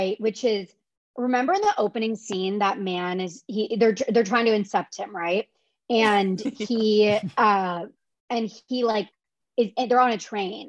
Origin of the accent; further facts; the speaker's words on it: Omaha, Nebraska, United States; moved away; my hometown in Omaha